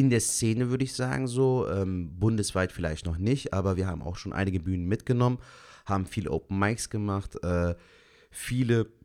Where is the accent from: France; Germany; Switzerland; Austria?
Germany; born there; ich habe türkische Wurzeln, ich habe äh, türkische Eltern, also türkische Wurzeln. Bin auch ein Türke, der in Gebo äh, Deutschland